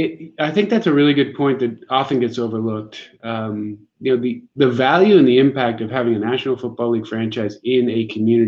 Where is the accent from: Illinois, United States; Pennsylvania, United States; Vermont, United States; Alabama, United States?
Pennsylvania, United States; Pittsburgh; moved away as an adult; also born or lived in Providence, Rhode Island / Boston, Massachusetts; now in Kansas City, United States; I grew up in Pittsburgh.